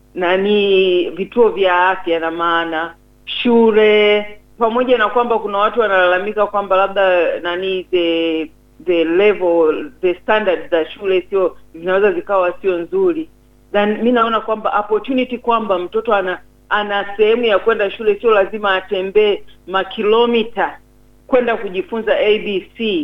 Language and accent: Swahili; Tanzania; kwa mimi kama Mtanzania